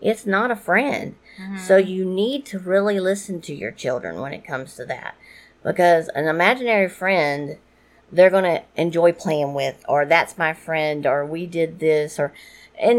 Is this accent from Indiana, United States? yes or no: no; New Orleans, Louisiana, United States; I am from New Orleans and I am half Cajun.